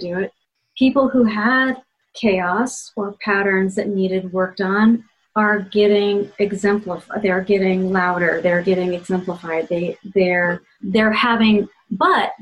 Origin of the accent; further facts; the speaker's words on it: Ohio, United States; I grew up in Ohio where politeness is so important. Midwestern politeness